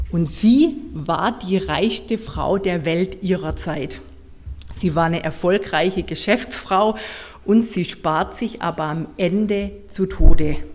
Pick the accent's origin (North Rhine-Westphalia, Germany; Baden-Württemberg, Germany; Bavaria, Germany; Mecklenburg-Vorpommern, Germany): Baden-Württemberg, Germany; Heilbronn; Ursprünglich komme ich aus dem Hoherloge, so kurz vor Heilbronn. Da bin ich auch geboren in Heilbronn